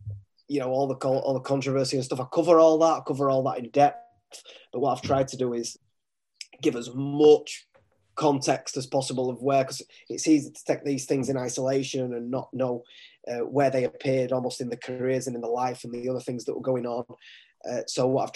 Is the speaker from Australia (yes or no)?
no; United Kingdom; I'm a British author, British publisher